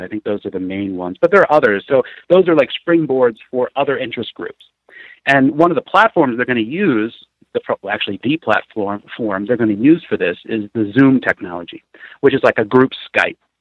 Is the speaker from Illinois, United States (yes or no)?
yes; Peoria, Illinois, United States; also born or lived in Vermont / Pennsylvania / Chicago; I grew up in Peoria. Um, I lived there for uh, probably eight was eighteen years, and then I moved out.